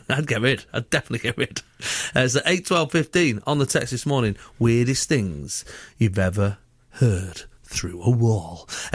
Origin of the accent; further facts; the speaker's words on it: Stafford, West Midlands, United Kingdom; Hi, guys. … I'm from Stafford.